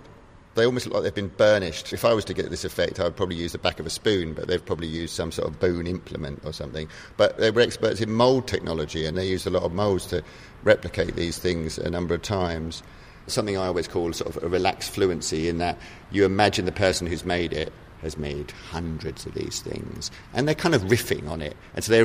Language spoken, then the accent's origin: English; England, United Kingdom; as an Englishman.